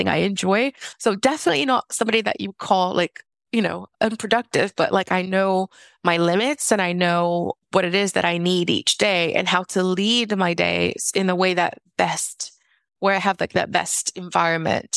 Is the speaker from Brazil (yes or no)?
yes; South Region, Brazil; moved away; I'm originally from Brazil, and it gets very cold in the south of Brazil, and homes are not heated in the south.